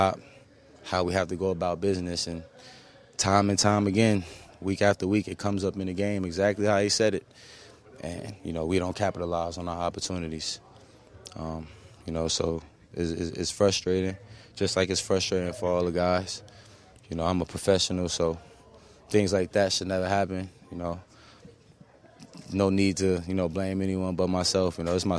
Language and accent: English; New Jersey, United States; I'm from Jersey